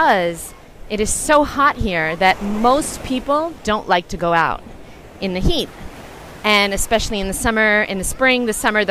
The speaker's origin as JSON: {"language": "English", "region": "New York", "country": "United States", "tie": "born or raised there", "moved": "yes", "said": "I was born in New York"}